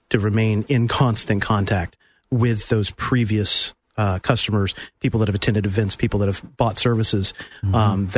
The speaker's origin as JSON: {"language": "English", "town": "Pensacola", "region": "Florida", "country": "United States", "tie": "born or raised there", "also_born_or_lived": "Miami / Massachusetts / Alabama / Tennessee", "moved": "as an adult", "lives_now": "Central Florida, United States", "said": "I've lived in Pensacola for a majority of my childhood"}